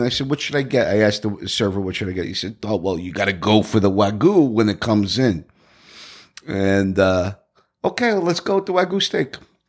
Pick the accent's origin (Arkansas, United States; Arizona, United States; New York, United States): New York, United States; Brooklyn; also born or lived in New Jersey; Well, I was born in Jersey, raised in mostly in Brooklyn.